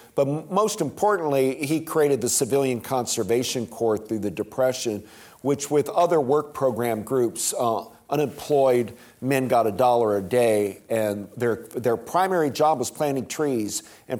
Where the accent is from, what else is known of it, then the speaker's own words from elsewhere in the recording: Ohio, United States; I grew up in Ohio